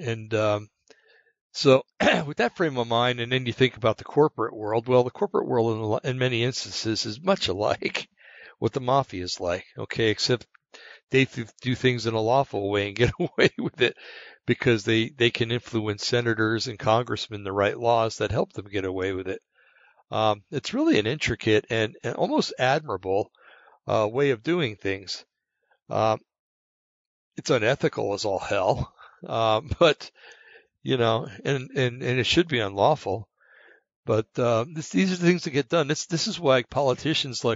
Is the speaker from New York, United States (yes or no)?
no; Bergen County, New Jersey, United States; I come from Bergen County, New Jersey